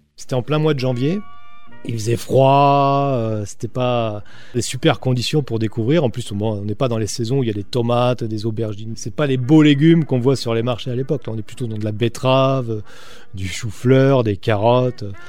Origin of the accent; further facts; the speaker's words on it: Poitiers, Nouvelle-Aquitaine, France; now in Béarn, France; je suis originaire de Poitiers. J'ai toute ma famille là-bas